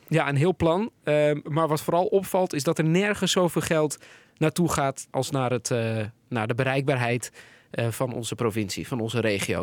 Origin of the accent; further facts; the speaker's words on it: Netherlands; we als Nederlanders